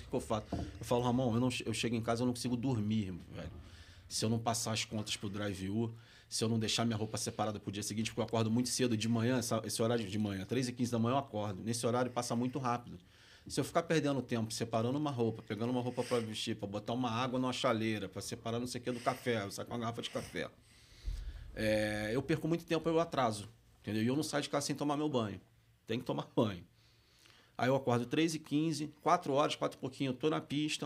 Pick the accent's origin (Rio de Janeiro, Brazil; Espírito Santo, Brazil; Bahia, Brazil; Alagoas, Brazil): Rio de Janeiro, Brazil; accent: carioca; moved away as an adult; also born or lived in Minas Gerais; now in São Paulo, Brazil; Eu cresci perto do Maracanã, eu cresci rodeando ali, eu cresci no, no, na, no Andaraí, morei na Tijuca durante muito tempo